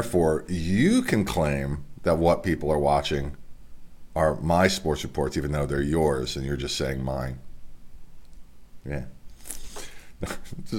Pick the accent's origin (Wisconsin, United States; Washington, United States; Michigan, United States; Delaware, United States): Delaware, United States; because there's going to be some athletes mentioned from my home state here in Delaware